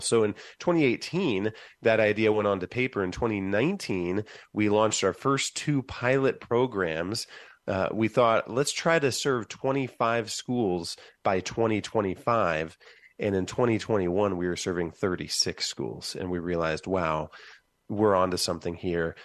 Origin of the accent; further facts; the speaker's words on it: Van Wert, Ohio, United States; moved away as an adult; now in Columbus, United States; My hometown started, of Van Wert, Ohio, started a release time program